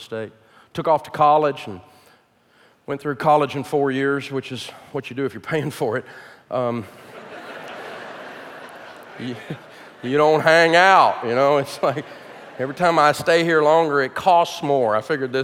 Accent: Nashville, Tennessee, United States; born or raised there

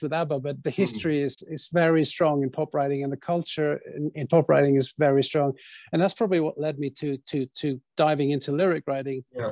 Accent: Bergen, Vestland, Norway; Bergen, where I grew up

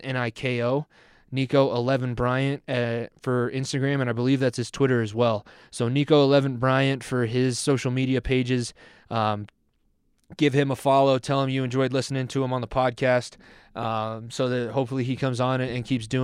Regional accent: Denver, Colorado, United States; We're both from Denver

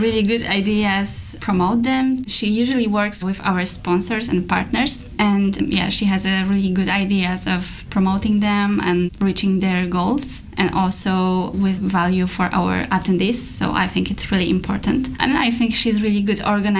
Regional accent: Warmian-Masurian Voivodeship, Poland; also born or lived in Poznań; I come from Mazury in Poland.

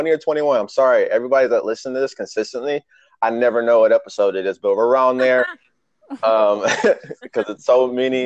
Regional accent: Michigan, United States; moved away as an adult; now in Arizona, United States; I'm from Michigan, so living in Arizona for 2 years

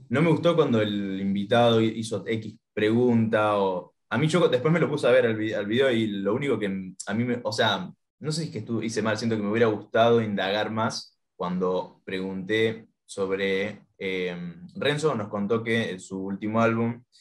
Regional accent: Paraguay; born there; Yo, nací en Paraguay, claro.

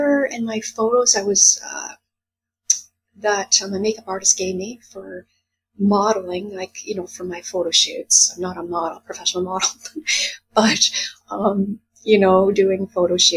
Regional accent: Quebec, Canada; moved away as an adult; also born or lived in Guelph, Ontario; now in Vancouver, Canada; I was born in Guelph, but raised in Quebec most of my life. I moved to Vancouver in 1989.

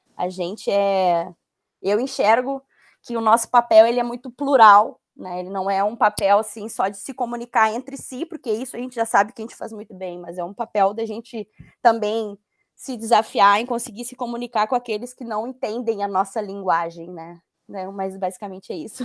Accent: a municipality in Rio Grande do Sul, Brazil; quando eu retornei para a cidade, que onde meus pais moram e onde eu cresci

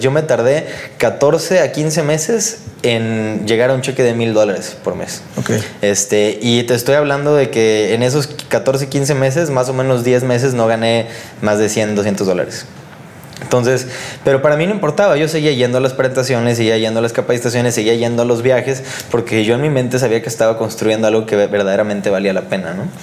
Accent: Tampico, Tamaulipas, Mexico; yo vengo de Tampico, Tamaulipas

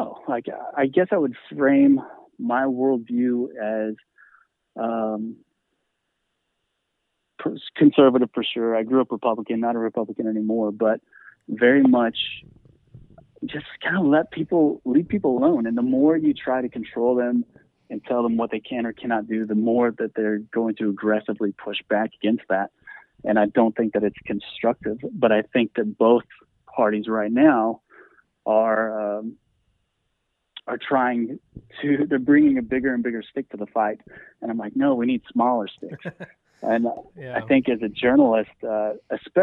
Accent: Arlington, Texas, United States; I grew up Christian conservative in Arlington, Texas

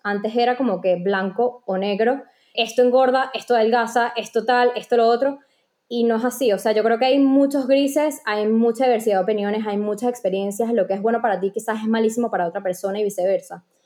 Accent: Venezuela; moved away as an adult; also born or lived in Panama; en Venezuela creo que ni le veía la información porque ni entendía, no había estudiado. Luego cuando me mudé a, Panamá a estudiar

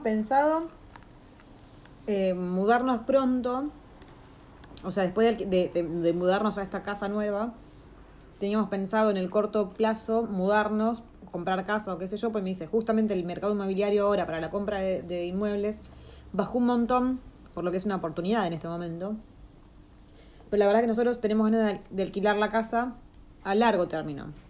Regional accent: Argentina; moved away

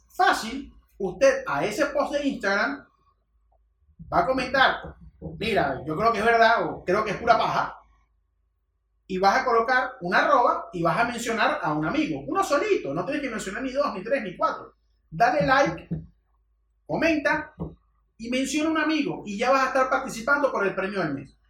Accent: Venezuela

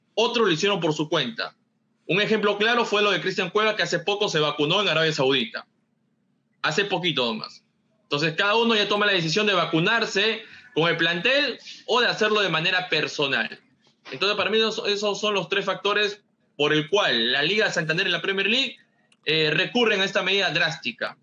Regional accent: Peru; a nosotros como peruanos

